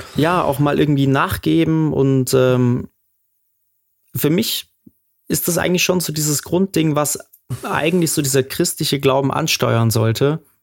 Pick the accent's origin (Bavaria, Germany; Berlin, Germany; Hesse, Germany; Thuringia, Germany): Bavaria, Germany; Munich; der hat ja auch schon in dem Haus gewohnt, wo ich aufgewachsen bin, äh, im Glockenbachviertel